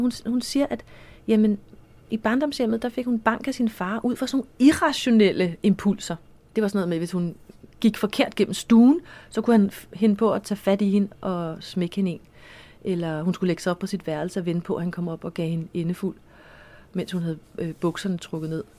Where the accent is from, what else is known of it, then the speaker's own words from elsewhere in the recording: Copenhagen, Capital Region of Denmark, Denmark; jeg voksede op på Amager